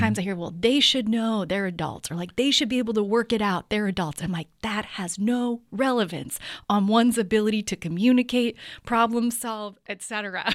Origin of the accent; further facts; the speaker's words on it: Bay Area, California, United States; also born or lived in Sonoma County / San Francisco; born and raised in the Bay Area, so I've been here for most of my life, especially, um, a lot of my life in Sonoma County